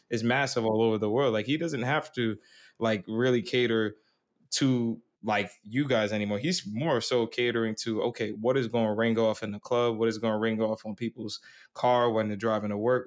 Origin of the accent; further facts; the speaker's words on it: New York, United States; I'm from New York